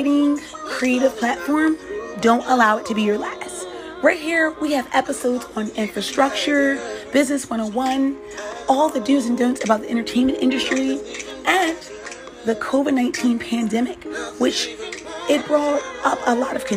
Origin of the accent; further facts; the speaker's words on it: New York, United States; also born or lived in Boston; I'm a New Yorker.